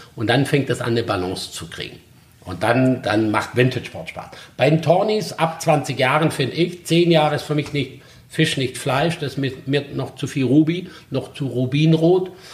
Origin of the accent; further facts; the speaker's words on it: Black Forest, Baden-Württemberg, Germany; Also ich bin im Schwarzwald aufgewachsen, im Ringhotel Johanniterbad die Lehre gemacht.